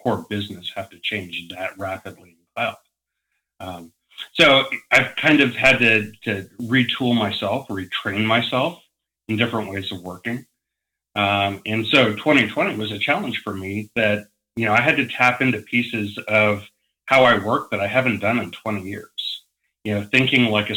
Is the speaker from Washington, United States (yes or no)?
no; Parker, Colorado, United States; also born or lived in Englewood, Colorado / Breckenridge, Colorado; I was born outside of Denver in a town called Inglewood and lived there for a number of years. As I got older, we moved farther out from Denver to a town called Parker